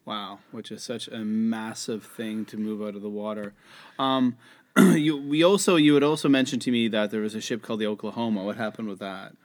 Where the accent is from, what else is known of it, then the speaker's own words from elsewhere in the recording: Canada; So I'm a Canadian